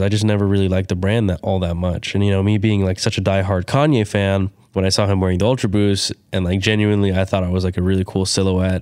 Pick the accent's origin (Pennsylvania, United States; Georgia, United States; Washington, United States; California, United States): California, United States; growing up in California